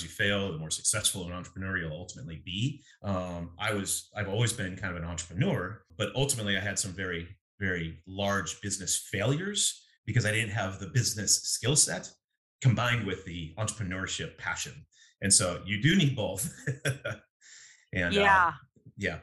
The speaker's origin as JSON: {"language": "English", "town": "Eugene", "region": "Oregon", "country": "United States", "tie": "born or raised there", "said": "I grew up in Eugene, went to Roosevelt Middle School and South Eugene in high school."}